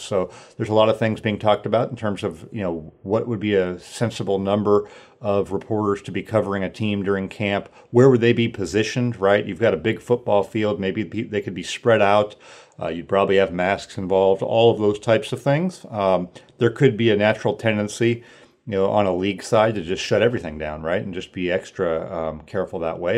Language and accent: English; Sacramento, California, United States; moved away as an adult; also born or lived in Washington; I grew up in Northern California, Sacramento area